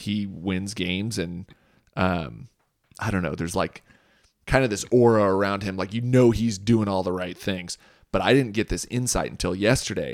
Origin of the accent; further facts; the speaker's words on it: Boise, Idaho, United States; I grew up here in Boise.